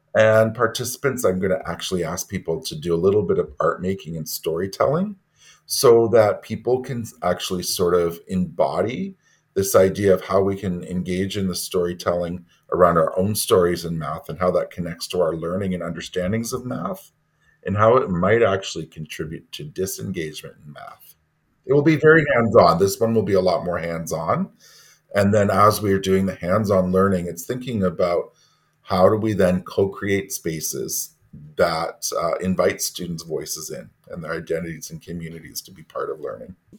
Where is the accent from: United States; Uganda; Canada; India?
Canada; Ontario; now in Toronto, Canada; I'm Métis from Ontario and French. I am currently centrally assigned vice principal, Indigenous Education, with the Urban Indigenous Education Center at Toronto District School Board. I live in Toronto. Uh, I wasn't born here, but I've lived here for 30 years